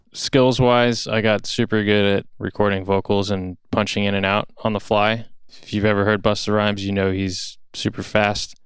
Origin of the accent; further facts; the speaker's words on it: Roxbury, New Jersey, United States; I grew up in North Jersey, a town called Roxbury